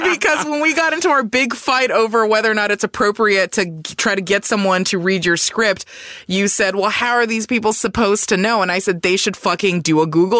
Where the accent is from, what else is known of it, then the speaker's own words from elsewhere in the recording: United States; Our meaning Asian Americans.